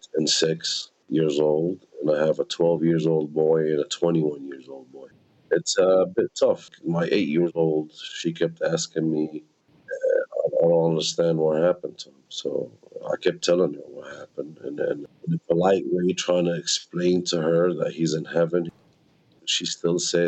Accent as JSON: {"language": "English", "town": "Al-Mazra'a ash-Sharqiya", "region": "West Bank", "country": "Palestine", "tie": "born or raised there", "also_born_or_lived": "Gretna, Louisiana, United States", "moved": "yes", "lives_now": "Al-Mazra'a ash-Sharqiya, Palestine", "said": "I was born here in Palestine, in Mazar Sharkiyat, about 25 miles away from Jerusalem."}